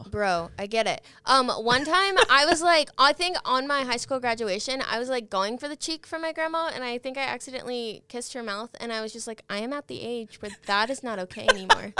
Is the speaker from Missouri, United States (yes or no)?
no; Guthrie, Oklahoma, United States; I grew up in Guthrie